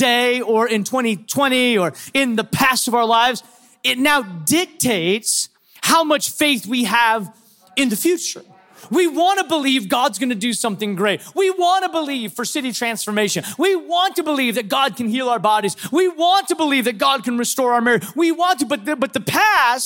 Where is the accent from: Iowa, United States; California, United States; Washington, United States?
Washington, United States; Seattle; I'm from Seattle